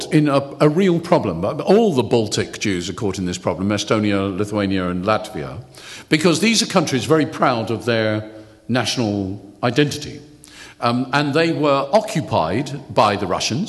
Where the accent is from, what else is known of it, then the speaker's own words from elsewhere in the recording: United Kingdom; I know I'm British